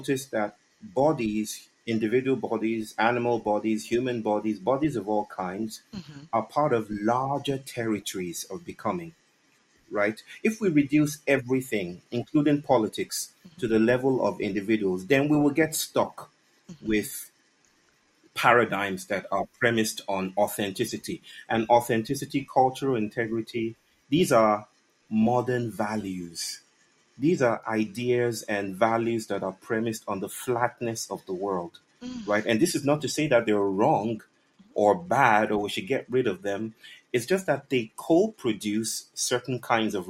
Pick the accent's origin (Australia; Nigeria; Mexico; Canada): Nigeria; Western Nigeria; I'm from the Yoruba people from West Africa, west mm-hmm. part of Nigeria